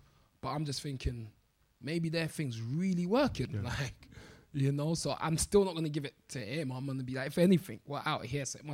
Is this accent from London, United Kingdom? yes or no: yes; London, United Kingdom